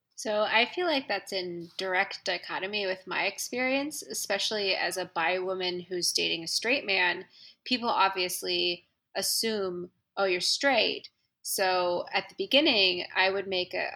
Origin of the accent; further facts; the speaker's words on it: San Francisco, California, United States; moved away as an adult; now in Washington, D.C., United States; I'm from San Francisco and I'm from the West Coast, and I'm like hippie born and bred